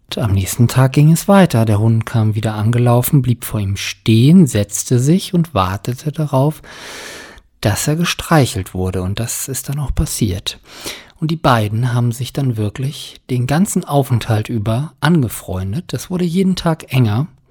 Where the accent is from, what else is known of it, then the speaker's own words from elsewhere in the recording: Germany; hier bei uns in Deutschland